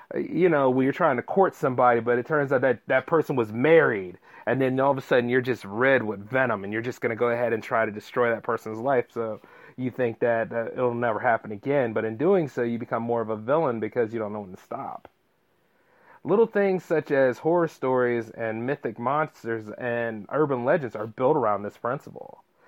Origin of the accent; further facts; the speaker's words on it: Delaware, United States; my home state of Delaware